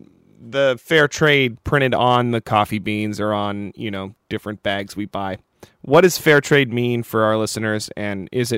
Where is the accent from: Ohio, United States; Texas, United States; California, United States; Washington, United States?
Washington, United States; Seattle; I'm from Seattle